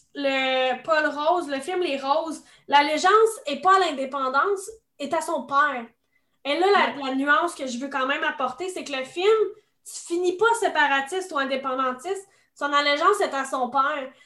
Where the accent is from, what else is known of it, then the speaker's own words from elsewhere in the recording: Quebec, Canada; en tant que Québécois